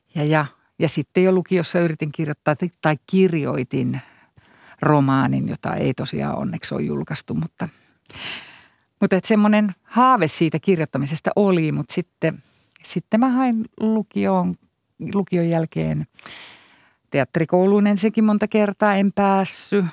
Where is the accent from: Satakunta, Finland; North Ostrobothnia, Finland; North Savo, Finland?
North Savo, Finland; Iisalmi; also born or lived in Jyväskylä / Berlin; now in Helsinki, Finland; no kun mä oon sieltä Iisalmesta kotoisin, niin sehän on Juhani Ahon kaupunki